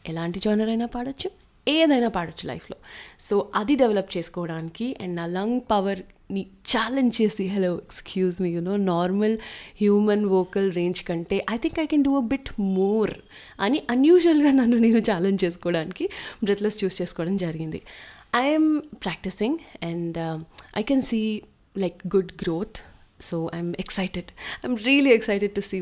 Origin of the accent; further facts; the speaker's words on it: South India, India; మన్ నేను south Indian కాబట్టి నేను కర్ణాటిక్ మ్యూజిక్కే నేర్చుకుంటూ పెరిగాను